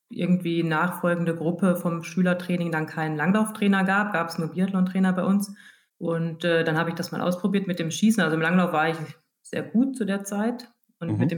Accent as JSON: {"language": "German", "region": "Hesse", "country": "Germany", "said": "ich komme ja aus der Gegend"}